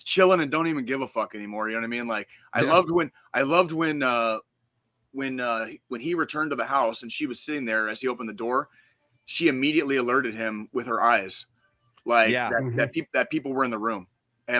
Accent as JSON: {"language": "English", "town": "Tucson", "region": "Arizona", "country": "United States", "tie": "born or raised there", "said": "where I grew up in Tucson, Arizona."}